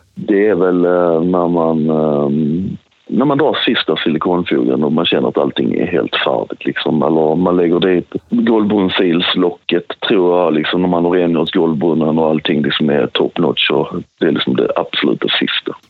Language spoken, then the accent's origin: Swedish; Sweden; Som svensk kakelsättare